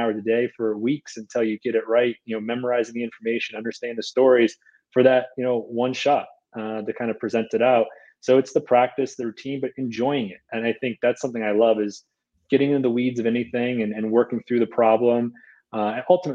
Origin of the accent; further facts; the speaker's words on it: Boston, Massachusetts, United States; moved away; I'm originally from the Boston area